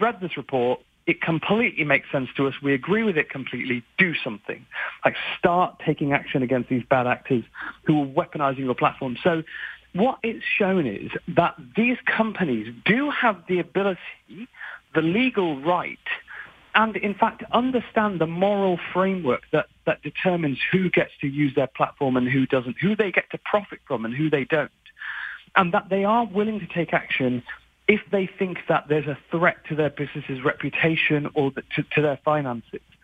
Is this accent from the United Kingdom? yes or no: yes; United Kingdom; I'm very British